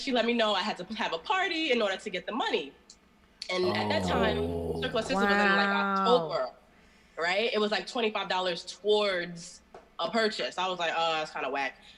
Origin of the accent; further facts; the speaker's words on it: New York City, New York, United States; I'm from Brooklyn. Born and raised, like I said, grew up here, moved around a couple times, you know, lived in other countries, came back